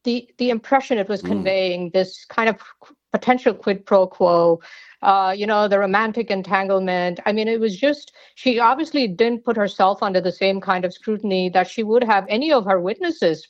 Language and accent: English; India; moved away as an adult; also born or lived in Georgia, United States; now in United States; I was born in India and I came to the United States actually as a graduate student at the University of Georgia back in the day